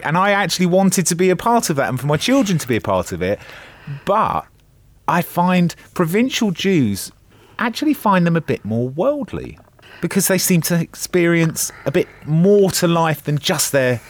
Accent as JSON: {"language": "English", "town": "Bournemouth", "region": "South West England", "country": "United Kingdom", "tie": "born or raised there", "moved": "yes", "lives_now": "London, United Kingdom", "said": "I'm a provincial Jew. I've been in London for 18 years, but I grew up in Bournemouth."}